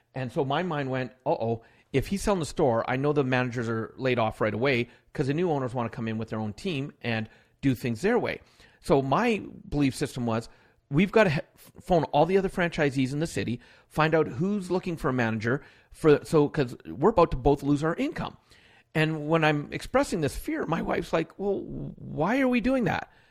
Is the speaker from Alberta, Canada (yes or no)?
yes; Alberta, Canada; born in Canada, but born in one other province. But most of my life, I was raised here in Alberta